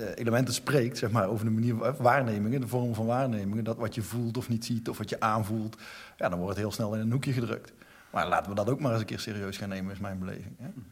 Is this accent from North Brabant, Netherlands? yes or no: yes; North Brabant, Netherlands; ik ben Brabander